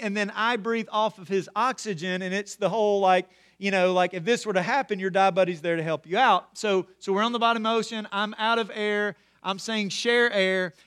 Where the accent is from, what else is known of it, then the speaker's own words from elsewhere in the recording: Corinth, Mississippi, United States; growing up in Corinth, Mississippi